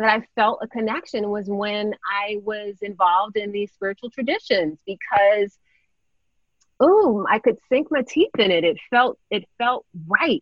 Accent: Plainfield, New Jersey, United States; Born and raised Plainfield, New Jersey

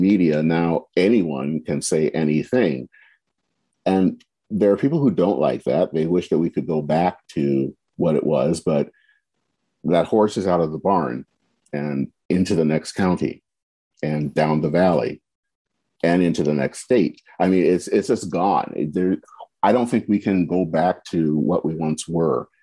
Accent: United States; We are Americans

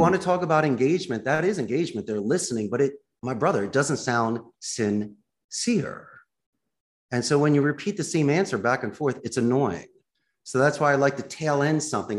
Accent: Philadelphia, Pennsylvania, United States; now in Costa Rica; I'm from Philly.

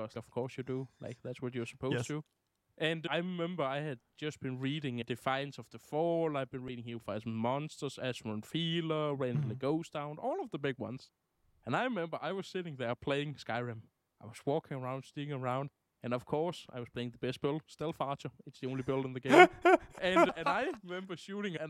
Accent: Denmark; I'm from Denmark

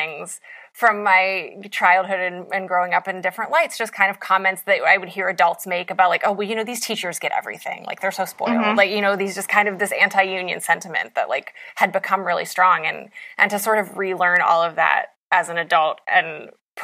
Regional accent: West Virginia, United States; as an Appalachian

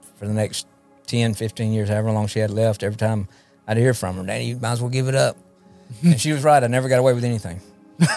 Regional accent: Jackson, Mississippi, United States; I was born in South Jackson

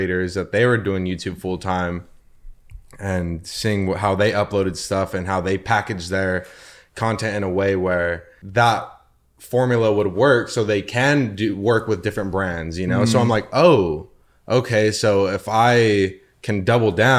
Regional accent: Inland Empire, California, United States; I grew up in the Inland Empire

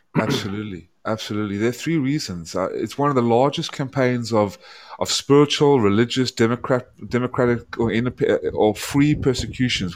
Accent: South Africa; also born or lived in Atlanta, Georgia; now in United States; I was born in South Africa because my family fled the, the Hungary and and Odessa from Eastern Europe when the Nazis invaded. So I ended up being born in South Africa, and then I moved in 1995 to Atlanta, Georgia

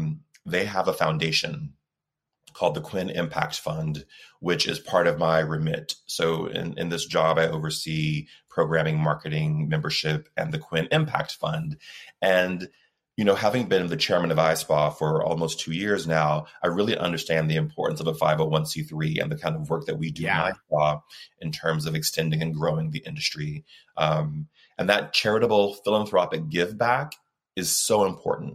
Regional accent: Texas, United States; I was growing up in Texas in the 70s

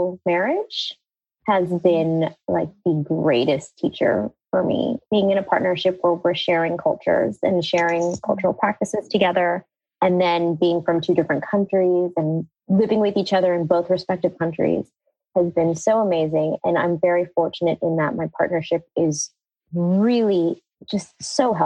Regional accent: United States; it was like a typical immigrant story into America, right? Like I was growing up being American, but also heavily being Indian

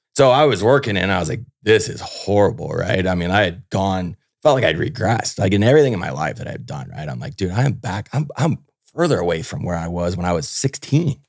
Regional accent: Houston, Texas, United States; I grew up down in Houston, Texas

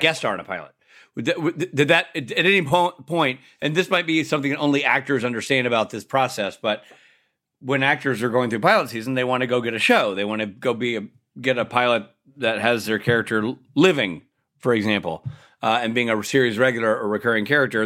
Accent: Nashville, Tennessee, United States; I'm from Nashville

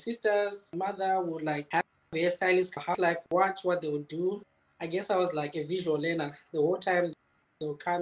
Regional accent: Zimbabwe; moved away as an adult; now in Wuhan, China; I'm from Zimbabwe.

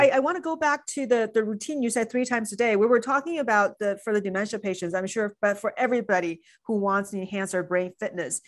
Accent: China; moved away; when I was growing up in China

